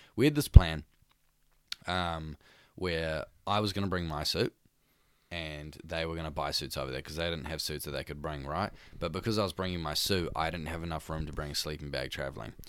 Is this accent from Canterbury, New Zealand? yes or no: no; Devonport, Auckland, New Zealand; for all three of us, we come from Devonport